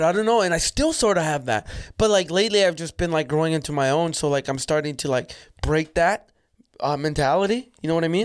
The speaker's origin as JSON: {"language": "English", "town": "Calgary", "region": "Alberta", "country": "Canada", "tie": "born or raised there", "also_born_or_lived": "El Salvador", "said": "I grew up in Calgary"}